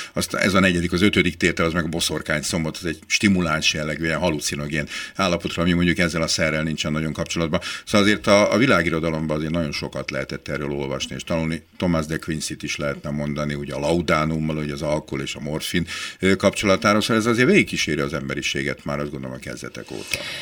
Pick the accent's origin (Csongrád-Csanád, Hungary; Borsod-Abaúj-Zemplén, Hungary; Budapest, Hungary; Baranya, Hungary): Budapest, Hungary; én benyerekeskedtem Budapest belvárosába, a Párizsi udvar című házban, én ott nőttem föl